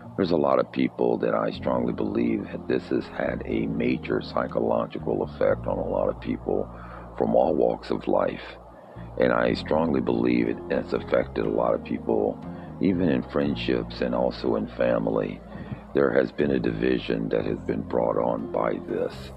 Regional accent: United States; our history as American citizens

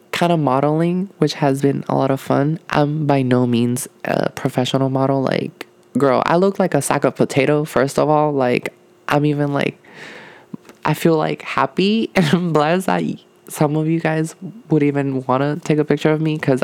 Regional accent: Puerto Rico; moved away; I'm from Puerto Rico

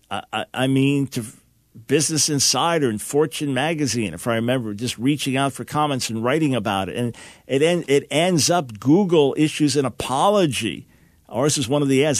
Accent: Long Island, New York, United States; moved away; also born or lived in Pensacola, Florida; New York Jew, born in New York City, raised on Long Island

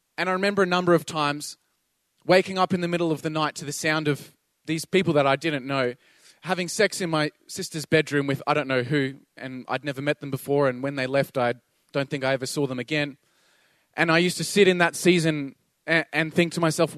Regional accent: Toowoomba, Queensland, Australia; also born or lived in Sydney; I moved back to Toowoomba from Sydney, and when my parents divorced, I moved to Sydney and I didn't really feel like I fit

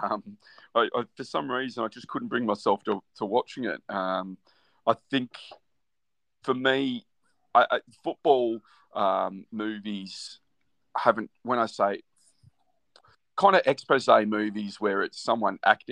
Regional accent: Australia; growing up in Australia

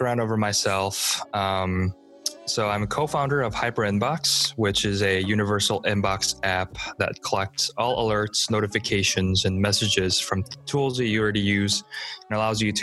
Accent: Chicago, Illinois, United States; also born or lived in Seoul, South Korea; I've been living in the Midwestern area for the most of my life, namely in Chicago

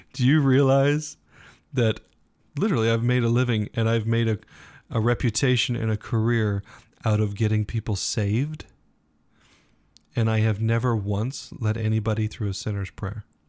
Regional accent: United States; we, as Americans

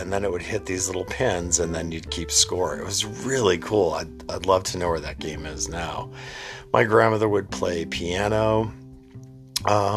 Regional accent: New England, United States; growing up in New England

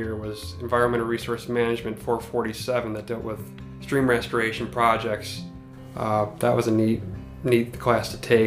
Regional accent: Fleetville, Pennsylvania, United States; I'm originally from Fleetville, Pennsylvania, which is the upper portion of Lackawanna County

